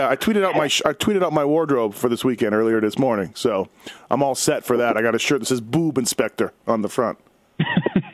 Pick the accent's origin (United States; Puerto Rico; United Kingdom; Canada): Canada; I'm Canadian